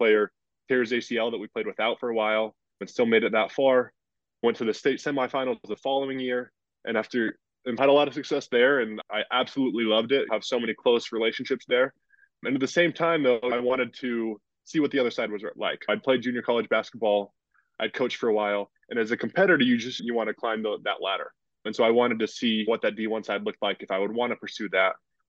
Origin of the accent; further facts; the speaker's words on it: Utah, United States; So I'm from Utah, born and raised there. Played on a great high school basketball team, had a great time. Didn't plan initially to play college basketball. I served a two-year LDS mission and then came back and was just going to school at BYU